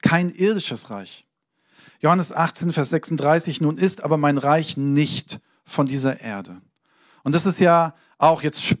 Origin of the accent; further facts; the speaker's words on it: Hesse, Germany; also born or lived in Hamburg; So, ich bin in Hamburg geboren, habe da aber nicht viel gelebt, bin äh, in Hessen aufgewachsen